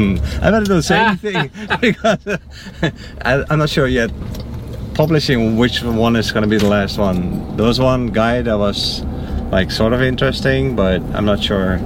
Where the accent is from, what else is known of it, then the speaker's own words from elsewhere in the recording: Netherlands; now in Fort Myers, United States; I'm Dutch, yeah.